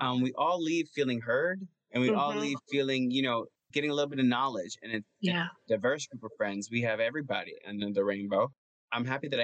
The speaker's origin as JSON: {"language": "English", "town": "Cedar Grove", "region": "New Jersey", "country": "United States", "tie": "born or raised there", "said": "I'm at home in my hometown of Cedar Grove"}